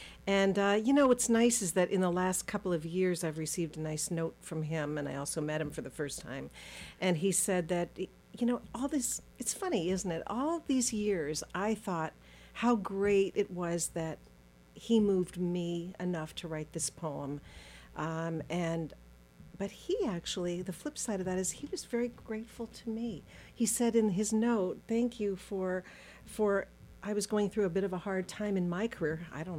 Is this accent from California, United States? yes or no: yes; Los Angeles, California, United States; born there; Well, you know, my story was I was born in Los Angeles.